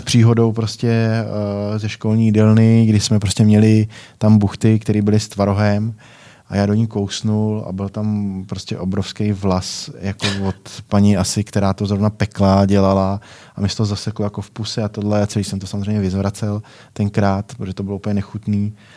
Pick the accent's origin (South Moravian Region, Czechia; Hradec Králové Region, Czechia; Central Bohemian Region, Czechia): Central Bohemian Region, Czechia; Nové Strašecí; Jsme hráli jako první, eh, krajskou A třídu tam u nás v Novém Strašecí